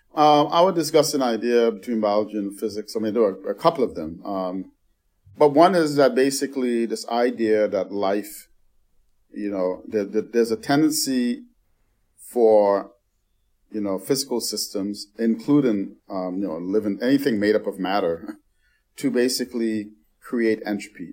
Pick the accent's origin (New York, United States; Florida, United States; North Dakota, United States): New York, United States; New York City; I grew up in the Bronx